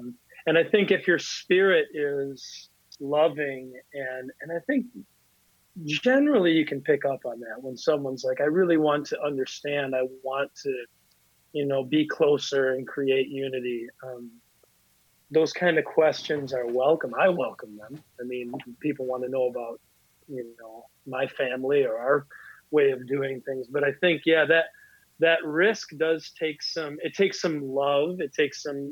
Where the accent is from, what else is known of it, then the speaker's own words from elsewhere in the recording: Lodi, Wisconsin, United States; I grew up in Lodi, Wisconsin, or at least I went to high school there